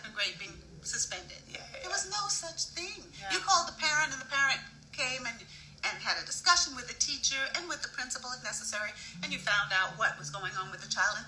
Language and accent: English; New York City, New York, United States; I was raised in New York